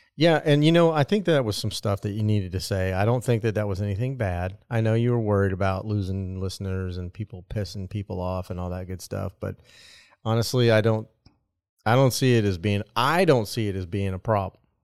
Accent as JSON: {"language": "English", "region": "Nebraska", "country": "United States", "moved": "yes", "said": "I am from Nebraska"}